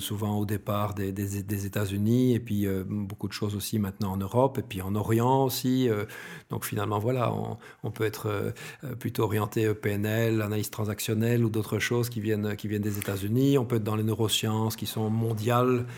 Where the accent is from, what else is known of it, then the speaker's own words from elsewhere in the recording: Brussels, Brussels-Capital Region, Belgium; J'adore mon pays, je suis bruxellois, etc. Je suis un belge fier